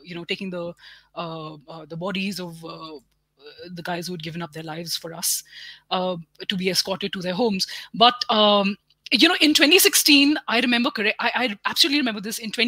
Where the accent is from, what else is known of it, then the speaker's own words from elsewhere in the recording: Uttar Pradesh, India; So I grew up in Uttar Pradesh in the 90s and the 2000s.